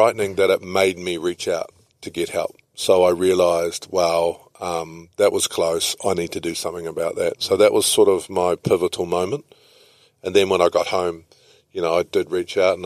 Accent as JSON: {"language": "English", "country": "New Zealand", "also_born_or_lived": "Italy", "said": "as a Kiwi"}